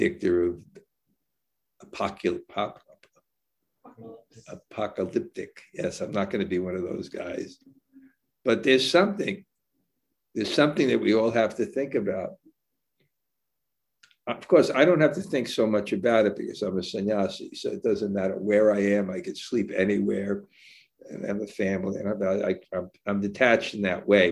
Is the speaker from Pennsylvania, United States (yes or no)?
no; New York City, New York, United States; I was born in Brooklyn